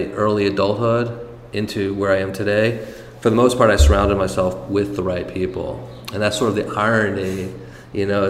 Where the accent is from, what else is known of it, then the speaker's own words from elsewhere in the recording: Monticello, New York, United States; moved away; also born or lived in San Francisco / Los Angeles; Born and raised in Monticello, New York